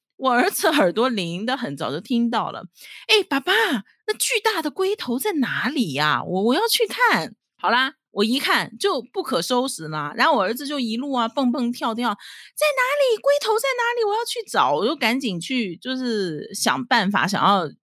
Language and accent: Chinese; Dalian, Liaoning, China; now in Taiwan; 我是出生在中国大连的台湾新住民，现在是我在台湾的第七年，我是精神台湾人